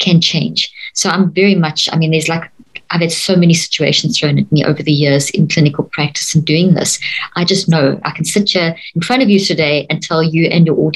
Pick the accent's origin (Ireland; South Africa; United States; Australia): South Africa; growing up in South Africa, in the apartheid system